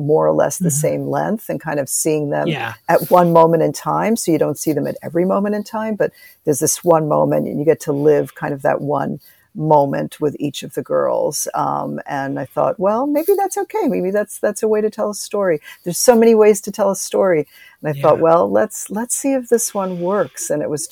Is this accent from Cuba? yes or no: yes; Cuba; moved away; I was born in Cuba